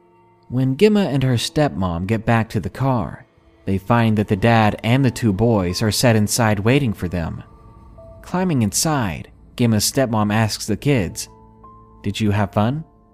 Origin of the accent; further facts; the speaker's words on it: England, United Kingdom; I'm from England, and my US geography isn't great